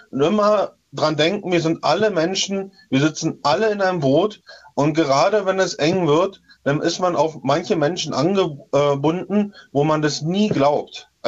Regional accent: Töplitz, Brandenburg, Germany; Und beim, in meinem Heimatdorf in Töplitz, äh, da wurden auch auf, äh, bei uns auf dem Dorfplatz

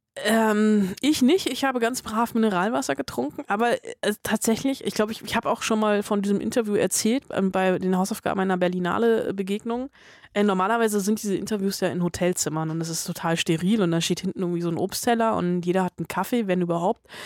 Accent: Germany; Ich war auch im Kindergarten in Westdeutschland

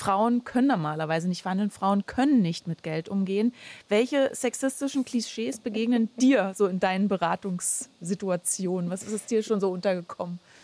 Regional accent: Germany; bei uns in Deutschland

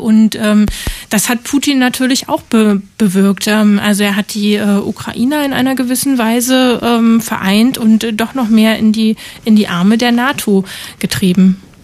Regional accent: GDR, East Germany, Germany; Also ich bin in der DDR aufgewachsen.

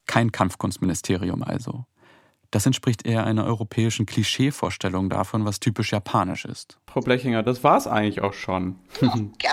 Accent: Altlandsberg, Brandenburg, Germany; also born or lived in Neuenhagen; Ich bin hier aufgewachsen

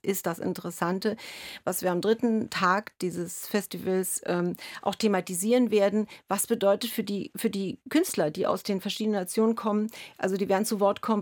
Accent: Berlin, Germany; ich komme gebürtig aus, aus Ostdeutschland, aus Ost, in Ostberlin bin ich groß geworden

